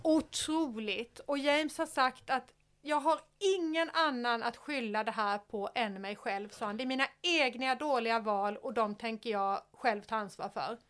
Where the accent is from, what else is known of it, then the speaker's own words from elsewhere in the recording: Sweden; jag är en svensk tjej i 50-årsåldern